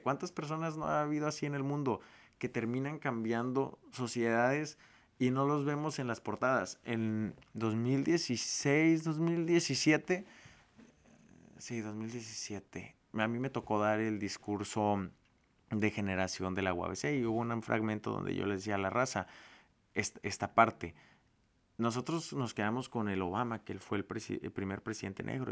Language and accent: Spanish; Tijuana, Baja California, Mexico; also born or lived in Guadalajara, Jalisco; O a mí de chiquito me da vergüenza decir que era de Tijuana y como mi familia es de Guadalajara y una parte de Sinaloa